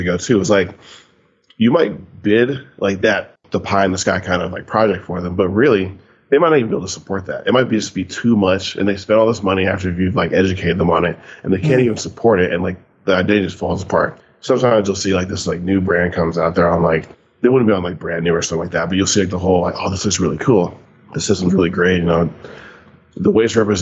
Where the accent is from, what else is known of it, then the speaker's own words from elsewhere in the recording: Sunnyvale, California, United States; I grew up in Sunnyvale, California